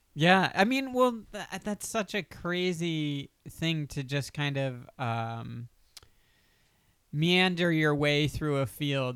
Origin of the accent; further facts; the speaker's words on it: Delaware, United States; also born or lived in Pennsylvania; now in Los Angeles, United States; I'm from Delaware.